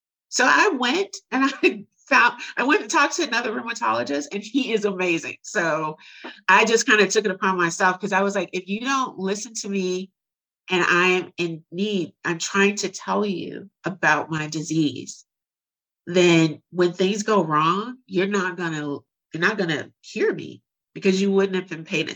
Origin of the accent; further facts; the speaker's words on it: Chicago, Illinois, United States; moved away as an adult; now in Houston, United States; I grew up really poor in Chicago.